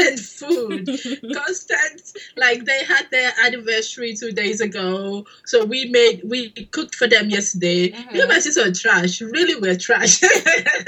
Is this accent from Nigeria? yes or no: yes; Nigeria; moved away; I'm a Nigerian woman in 2017